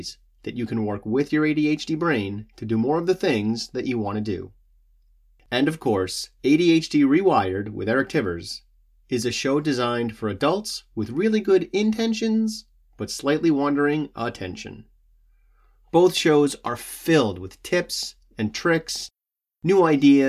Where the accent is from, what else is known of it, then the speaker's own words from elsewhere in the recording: Massachusetts, United States; we're both from Massachusetts